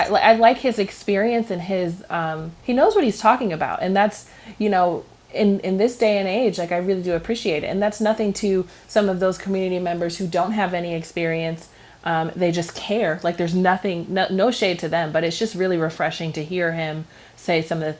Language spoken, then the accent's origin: English; Cleveland, Ohio, United States; Oh, you're winning me over with that. I'm from Cleveland.